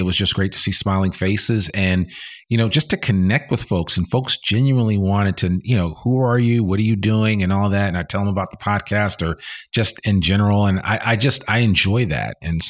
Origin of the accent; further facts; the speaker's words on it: Teaneck, New Jersey, United States; I grew up in New Jersey and shout out to Teaneck